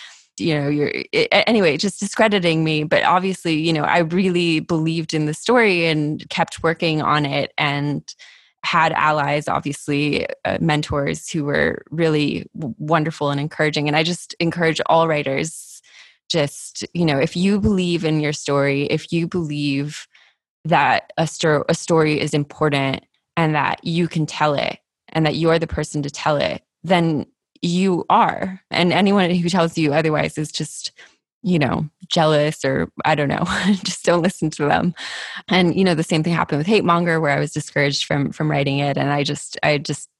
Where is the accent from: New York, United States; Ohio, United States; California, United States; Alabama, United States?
California, United States; San Diego; San Diego, which is my hometown